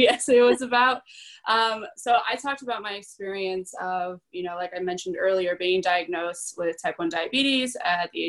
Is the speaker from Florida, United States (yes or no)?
yes; South Florida, United States; also born or lived in Caracas, Venezuela; I moved here when I was really young, so I grew up in South Florida